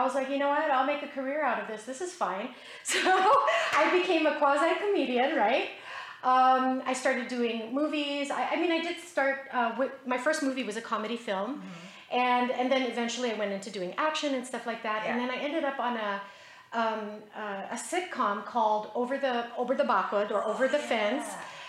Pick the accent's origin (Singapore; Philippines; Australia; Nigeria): Philippines; also born or lived in Utah, United States; I was born in Utah. Then 5.5 years later, we moved back to the Philippines and, you know, lived my life going to school on the military base.